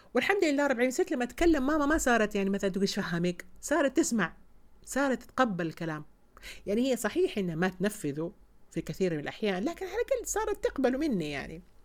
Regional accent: Saudi Arabia; عندنا في السعوديه

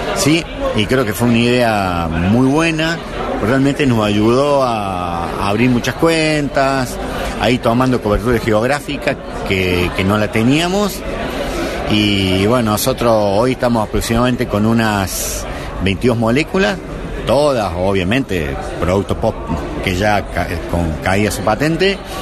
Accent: Córdoba, Argentina; como representante cordobés

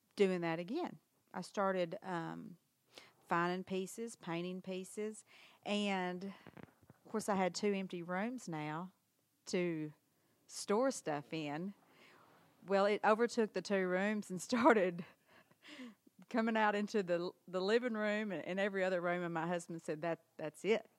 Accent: Harrisburg, Arkansas, United States; also born or lived in Memphis; I was born in, in Memphis, but then I've lived here in Harrisburg my whole life.

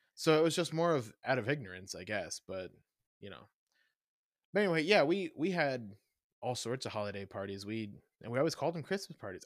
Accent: the Bible Belt, the South, United States; moved away; also born or lived in Kansas City; growing up in the Bible Belt

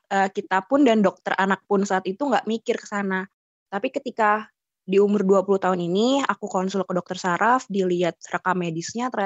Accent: Jakarta, Indonesia; also born or lived in Yogyakarta; memutuskan untuk balik uh, ke Jakarta daerah asal aku karena kan di, itu semua terjadi di Jogja dan di Jogja itu aku sendirian

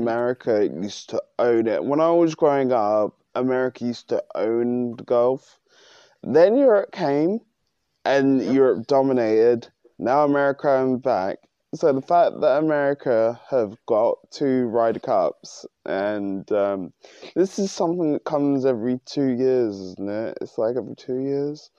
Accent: United Kingdom; which I am British

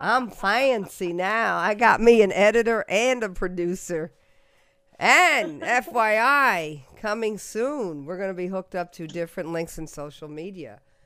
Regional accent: United States; I was from the United States

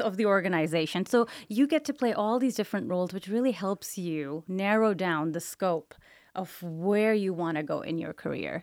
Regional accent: Pakistan; English is a second language; moved away as an adult; now in Las Vegas, United States; my humble beginnings were in Pakistan

